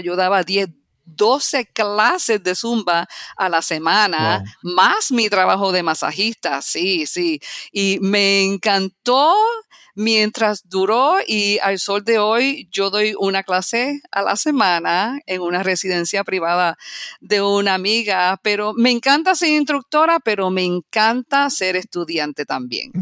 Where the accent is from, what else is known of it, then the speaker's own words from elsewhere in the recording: Puerto Rico; moved away as an adult; also born or lived in New York City, United States; now in Florida, United States; yo nací en los Estados Unidos, en la ciudad de Nueva York. Me mudé para Puerto Rico a la edad de 7 años. Viví 29 años